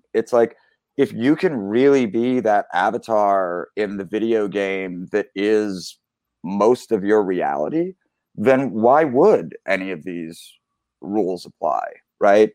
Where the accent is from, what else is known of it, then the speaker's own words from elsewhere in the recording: Philadelphia, Pennsylvania, United States; I grew up in Philly.